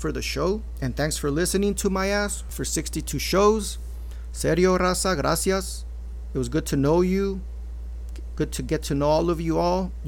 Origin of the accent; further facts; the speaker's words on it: Maywood, California, United States; also born or lived in Los Angeles; being born in LA, growing up in Maywood